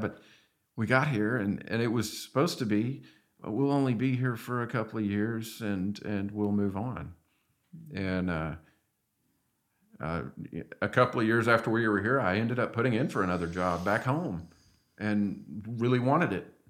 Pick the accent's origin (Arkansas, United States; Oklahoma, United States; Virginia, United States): Arkansas, United States; moved away; I'm from Arkansas